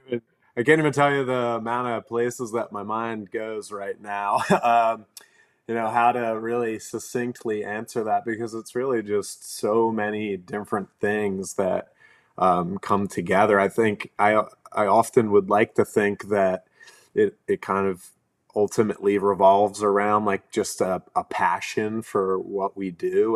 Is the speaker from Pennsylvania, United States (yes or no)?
yes; right outside of Philadelphia, Pennsylvania, United States; I grew up in Pennsylvania, like, right outside of Philly